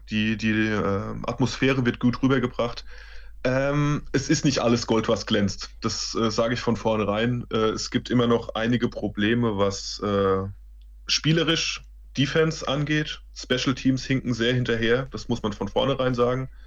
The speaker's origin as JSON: {"language": "German", "town": "Mainz", "region": "Rhineland-Palatinate", "country": "Germany", "said": "also ich bin Mainzer der Bub, Frank Frankfurt ist in der Nähe"}